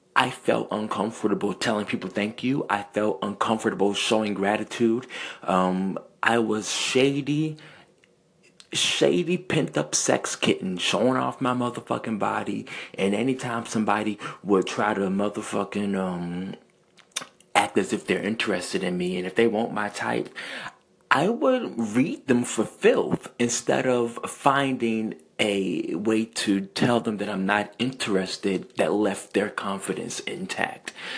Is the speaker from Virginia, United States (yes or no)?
yes; Central Virginia, United States; I am from Central Virginia